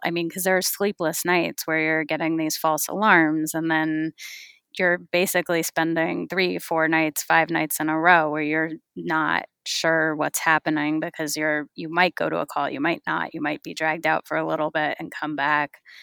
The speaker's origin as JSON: {"language": "English", "region": "California", "country": "United States", "tie": "born or raised there", "said": "I grew up in California"}